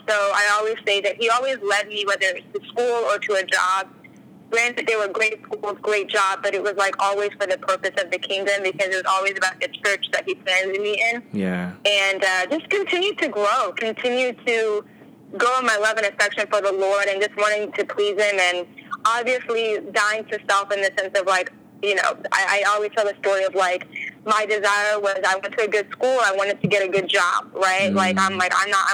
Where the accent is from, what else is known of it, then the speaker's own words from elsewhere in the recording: Virginia, United States; also born or lived in New Jersey; now in California, United States; I grew up in Virginia and then lived in New Jersey for a while.